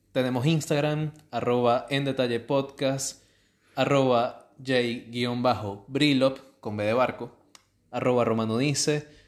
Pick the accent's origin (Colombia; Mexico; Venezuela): Venezuela; now in Buenos Aires, Argentina; Tenemos muchas noticias de, sobre todo de Venezuela, porque somos de Venezuela. Un pequeño destacamiento. Y vivimos en Buenos Aires